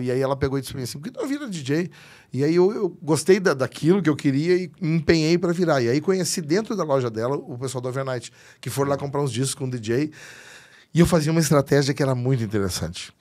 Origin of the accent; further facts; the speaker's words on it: Canoas, Rio Grande do Sul, Brazil; sou da Rio Branco, em Canoas, e comecei lá fazendo som